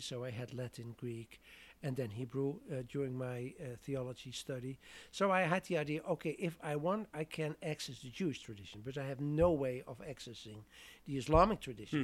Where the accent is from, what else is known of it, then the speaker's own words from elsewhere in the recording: southern Netherlands, Netherlands; moved away as an adult; I'm from the Netherlands originally, so that meant I studied theology there